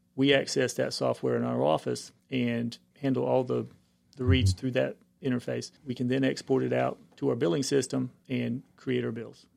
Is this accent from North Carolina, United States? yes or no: yes; Cumberland County, North Carolina, United States; also born or lived in Greenville, North Carolina; I'm originally from the Cumberland County area